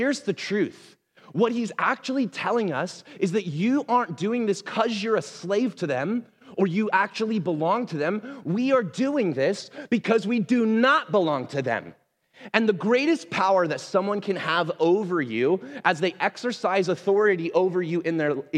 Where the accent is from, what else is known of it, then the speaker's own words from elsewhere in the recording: Portland, Oregon, United States; also born or lived in Missouri; I was from Portland, right? Like I grew up here in the Northwest